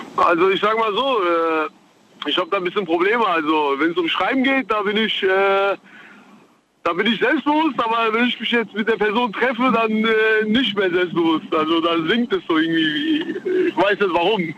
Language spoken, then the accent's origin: German; Reinheim, Hesse, Germany; ich komme aus Rheinheim.